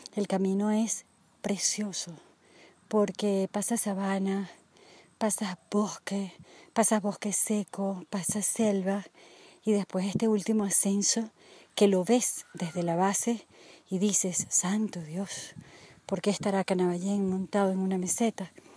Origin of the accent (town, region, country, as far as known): Venezuela